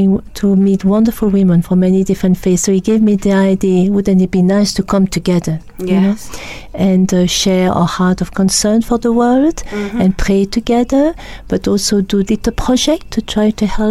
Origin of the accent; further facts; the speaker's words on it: Belgium; accent: French; English is a second language; moved away; As you can hear my French accent, I come from Belgium, and my mother was Flemish and my father was French